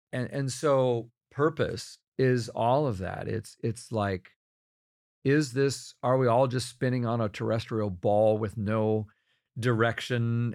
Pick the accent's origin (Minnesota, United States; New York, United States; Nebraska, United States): Minnesota, United States; Rochester; I grew up in Rochester, Minnesota, which is the home of the Mayo Clinic